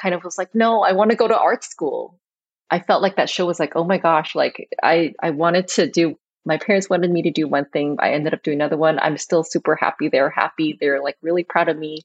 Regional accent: Hawaii, United States; also born or lived in Hong Kong / San Francisco; I was born in Hong Kong and grew up in Hawaii

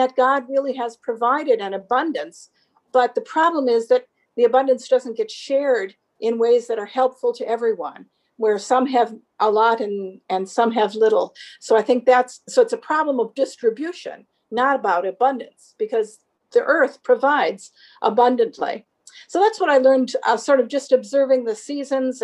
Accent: Southeastern Wisconsin, United States; I grew up in South Central or Southeastern Wisconsin on a dairy farm

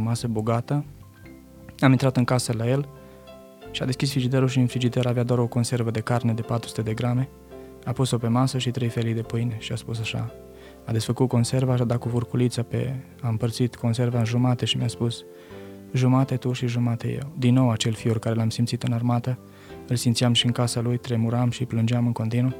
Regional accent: Romania; moved away as an adult; sunt român

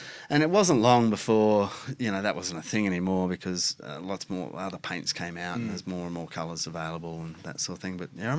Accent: Australia; We're all Australian. We like to shorten things as sweet as possible.

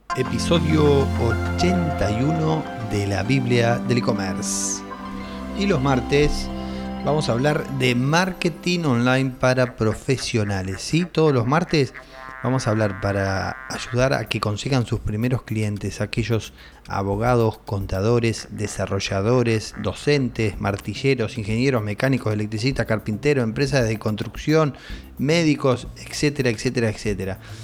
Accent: Argentina; acá en mi país, en Argentina

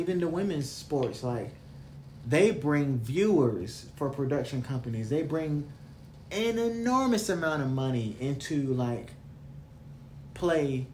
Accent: the South, United States; I'm from the South

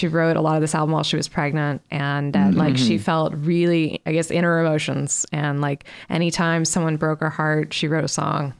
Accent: Dayton, Ohio, United States; I grew up in Dayton, Ohio

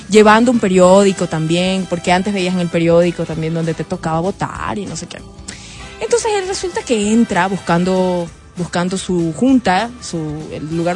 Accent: Guayaquil, Guayas, Ecuador; Yo soy de Guayaquil

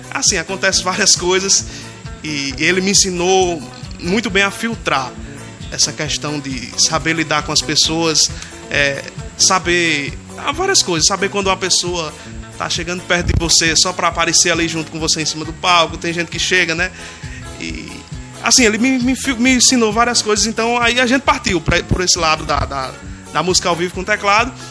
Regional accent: Açu, Rio Grande do Norte, Brazil; E sou de Açu, da terra dos poetas, da terra do São João mais antigo do mundo.

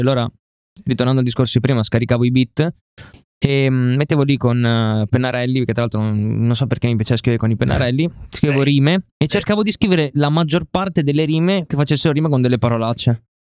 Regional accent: Rovigo, Veneto, Italy; vengo da Rovigo

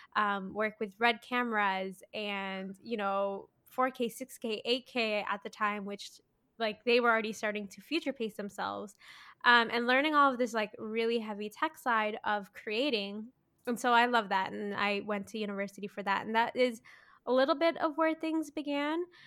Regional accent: Mississauga, Ontario, Canada; I grew up in Mississauga

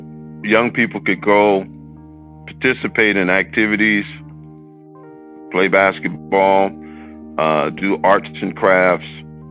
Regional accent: Chicago, Illinois, United States; when I was growing up in the Cabrini Green.

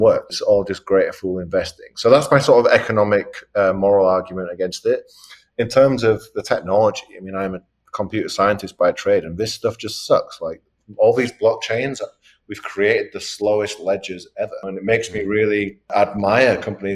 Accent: England, United Kingdom; also born or lived in New York; now in Miami, United States; I am from England

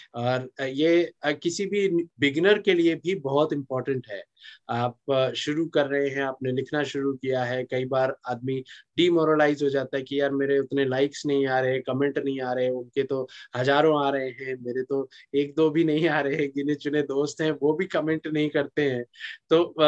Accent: Singrauli, Madhya Pradesh, India; मैं मध्य प्रदेश का रहने वाला हूँ और अच्छा। मेरा जो नेटिव डिस्ट्रिक्ट है सिंगरौली है

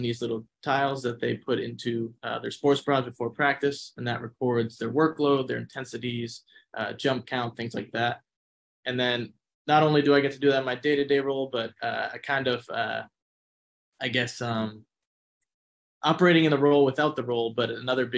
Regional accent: Massachusetts, United States; moved away as an adult; now in Arizona, United States; I'm originally from Massachusetts. Made my way out here to Arizona State for my grad assistant position

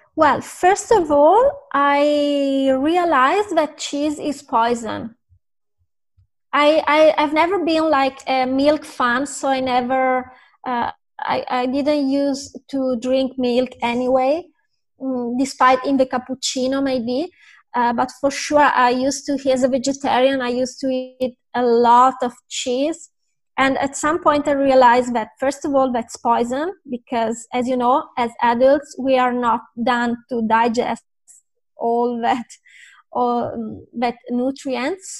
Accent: Italy; I'm from Italy

